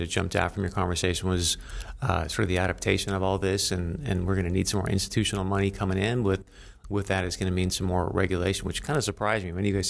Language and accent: English; North Dakota, United States; I'm from North Dakota, so we've got a lot of mineral owners there.